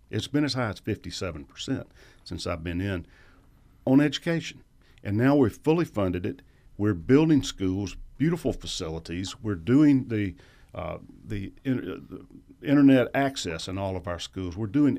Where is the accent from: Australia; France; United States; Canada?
United States; Macon, Georgia; Yeah, I went to public schools in Macon, and we started after Labor Day, and you ended Memorial Day